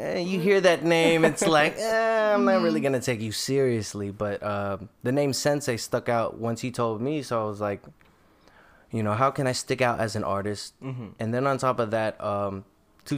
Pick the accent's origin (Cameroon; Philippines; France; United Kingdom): Philippines; we're Filipinos, so rhythm is in our blood.